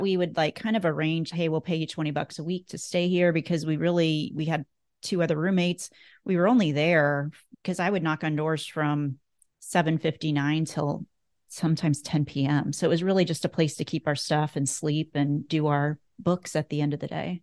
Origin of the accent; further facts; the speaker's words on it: Northeast Nebraska, United States; I grew up in Northeast Nebraska, so about an hour and a half from Omaha. And I was born and raised on a cattle, a beef cattle and, um, hog producing, farm